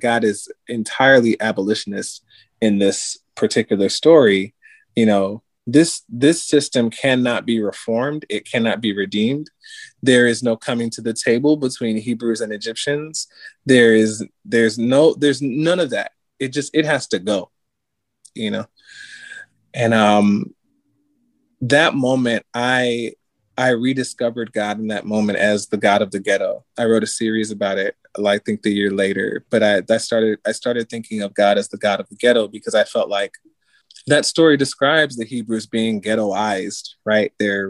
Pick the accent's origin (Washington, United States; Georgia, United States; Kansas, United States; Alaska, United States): Georgia, United States; Atlanta; I grew up in Atlanta, so I mean, all that R&B, soul, trap music is, you know, a part of my influences too.